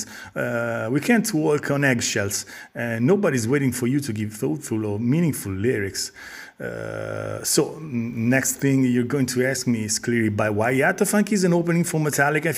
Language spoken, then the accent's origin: English; Italy; we are a band from Italy